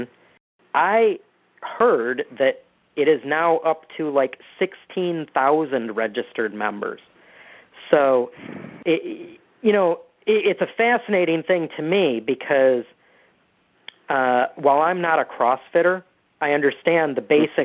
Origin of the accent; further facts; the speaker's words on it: Detroit, Michigan, United States; I'm from Michigan originally. I grew up in the Detroit area